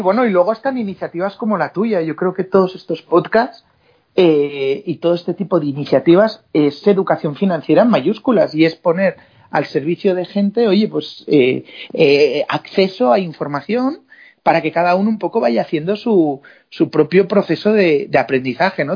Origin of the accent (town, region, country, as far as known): Spain